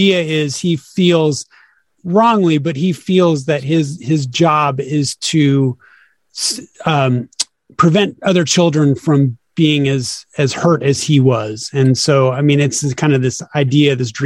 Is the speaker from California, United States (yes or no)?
yes; Sacramento, California, United States; now in Los Angeles, United States; I'm originally from Sacramento, California. And then I bounced around the United States for a while